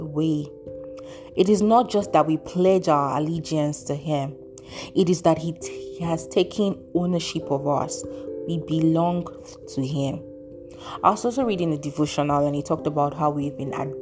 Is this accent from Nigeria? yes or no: yes; Nigeria; my home country, Nigeria